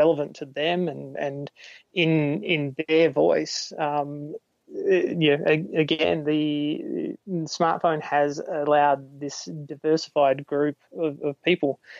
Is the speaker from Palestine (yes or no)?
no; Australia; I'm an Australian, and I make films